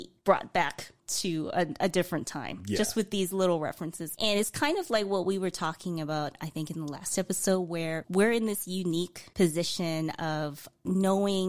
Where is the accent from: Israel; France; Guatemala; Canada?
Canada; As a Canadian